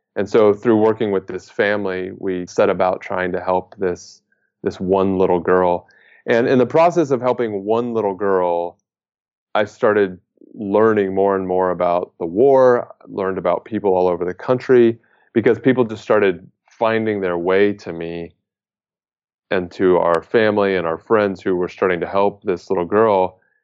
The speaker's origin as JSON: {"language": "English", "country": "United States", "said": "as an American"}